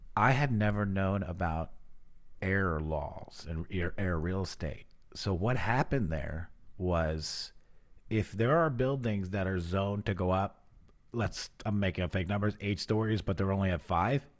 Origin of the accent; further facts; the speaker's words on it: New York, United States; now in New Orleans, United States; I come from New York where we have no stars